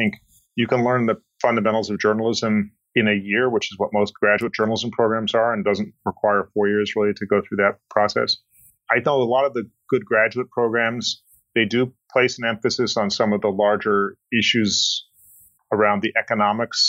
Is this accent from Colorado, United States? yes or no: yes; Colorado, United States; I grew up in Colorado